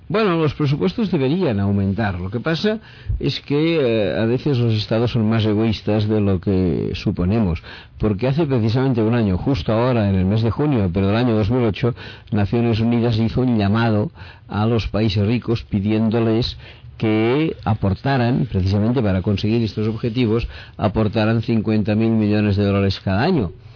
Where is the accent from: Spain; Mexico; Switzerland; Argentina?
Spain